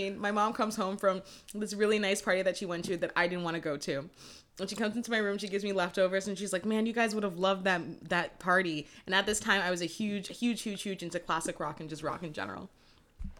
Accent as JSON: {"language": "English", "town": "Brampton", "region": "Ontario", "country": "Canada", "tie": "born or raised there", "said": "I was raised in Brampton"}